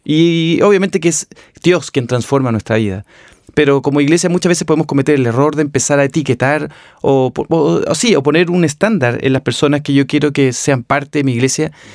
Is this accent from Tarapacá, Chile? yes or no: no; Viña del Mar, Valparaíso, Chile; nací y me crié en Viña del Mar